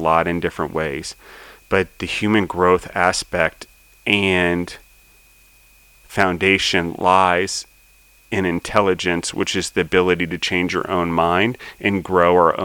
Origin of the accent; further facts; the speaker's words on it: United States; being an American